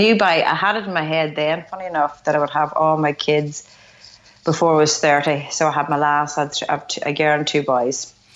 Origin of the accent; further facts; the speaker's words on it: Tyrone, Northern Ireland, United Kingdom; I'm from Tyrone here. I live up in the north. So I guess at that time, pretty much like everybody born in 1974, we came through what would be classed as like the troubles.